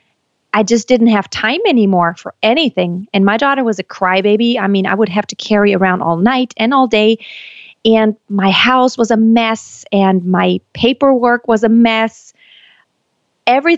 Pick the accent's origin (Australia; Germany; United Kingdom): Germany; moved away as an adult; also born or lived in United States; I was born and raised in Germany, but I lived in the States for about 7 years